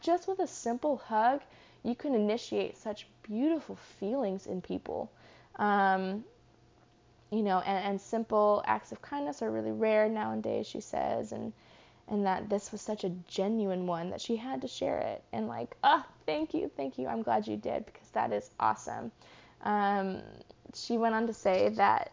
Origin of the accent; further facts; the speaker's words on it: Charlottesville, Virginia, United States; when I was growing up in Charlottesville in Virginia